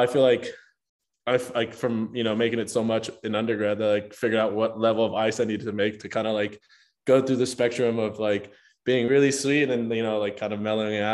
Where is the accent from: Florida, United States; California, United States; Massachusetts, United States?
California, United States; Compton; first language Spanish; English is a second language; moved away as an adult; also born or lived in Los Angeles, California; now in Utah, United States; I grew up in Compton up until I was in eighth grade